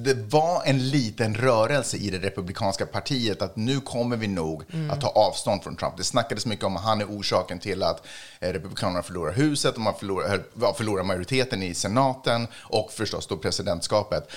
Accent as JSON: {"language": "Swedish", "country": "Sweden", "said": "jag är svensk"}